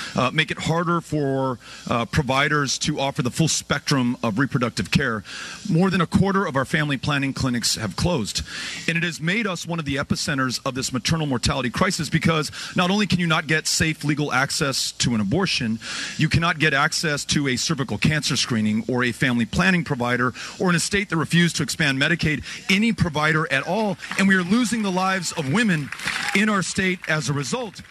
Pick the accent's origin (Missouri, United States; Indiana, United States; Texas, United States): Texas, United States; my home state of Texas